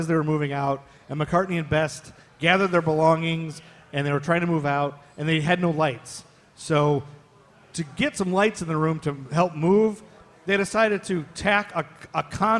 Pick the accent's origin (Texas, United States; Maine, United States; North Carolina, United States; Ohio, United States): Ohio, United States; now in Charlotte, United States; Shout out to Ohio. That's my home state, y'all.